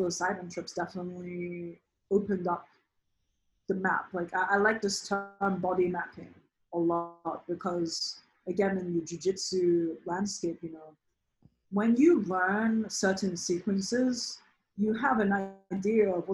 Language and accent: English; United Kingdom; now in New York, United States; I'm British by birth